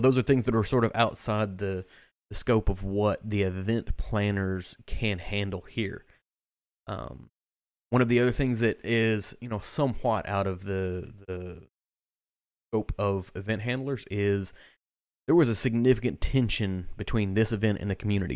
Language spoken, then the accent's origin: English; Kentucky, United States; I am from the state of Kentucky, but I'm not from Bardstown